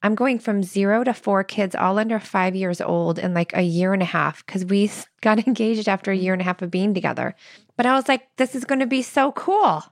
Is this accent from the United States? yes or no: yes; Midwest, United States; I'm so from the Midwest.